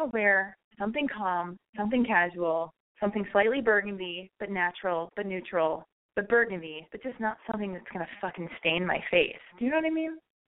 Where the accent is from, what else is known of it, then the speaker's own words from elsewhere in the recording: Los Angeles, California, United States; You know, I was born and raised in Los Angeles.